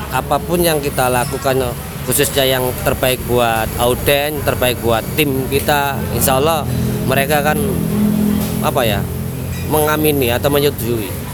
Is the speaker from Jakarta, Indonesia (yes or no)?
no; Surabaya, East Java, Indonesia; jadi saya sendiri asli arek Surabaya